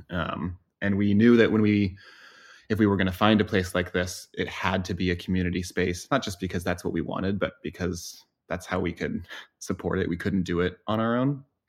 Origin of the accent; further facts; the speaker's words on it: Boise, Idaho, United States; moved away as an adult; I grew up in Boise, Idaho